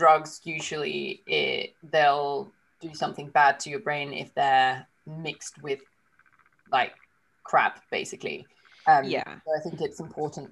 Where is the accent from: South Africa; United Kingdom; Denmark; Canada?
Denmark; we're both from Denmark